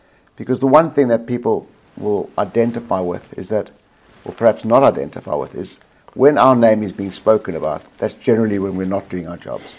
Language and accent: English; South Africa; moved away as an adult; now in Australia; South Africa, born and bred in South Africa, schooled, university, worked there for the first 7 or 8 years of my career, probably a little bit longer actually, before I moved to Australia.